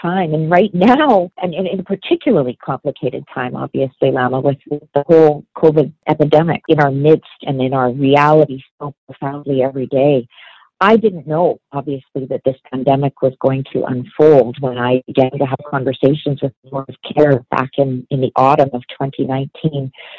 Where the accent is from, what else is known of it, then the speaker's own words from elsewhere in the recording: Vancouver, British Columbia, Canada; also born or lived in Ontario; I grew up in Vancouver. And then I spent a number of years in Ontario, actually, when I was in university and as a young adult, and then came back to BC